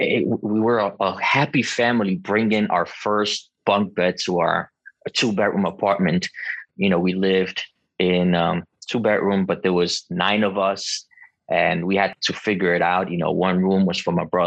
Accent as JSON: {"language": "English", "country": "Costa Rica", "tie": "born or raised there", "also_born_or_lived": "Bronx, New York", "moved": "yes", "lives_now": "New York, United States", "said": "I was born in Costa Rica"}